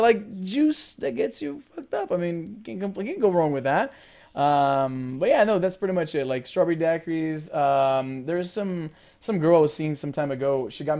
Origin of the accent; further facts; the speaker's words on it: Brazil; now in Canada; I'm originally from Brazil, but I live in Canada now. I have been living here for the last 17 years.